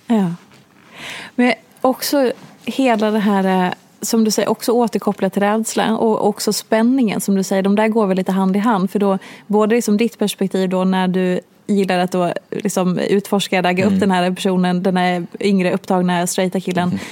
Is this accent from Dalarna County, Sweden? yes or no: yes; Hedemora, Dalarna County, Sweden; moved away; Jag har bott i den här stan i 12 mm. ja, skitsamma, länge